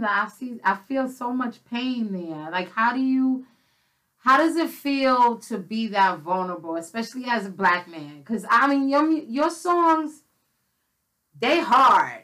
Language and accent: English; New York City, New York, United States; I grew up in the Bronx.